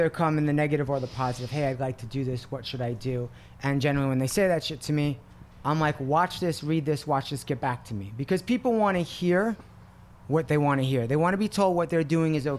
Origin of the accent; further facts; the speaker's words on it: New York, United States; I grew up in New York and we would get in cars and go to the other neighborhoods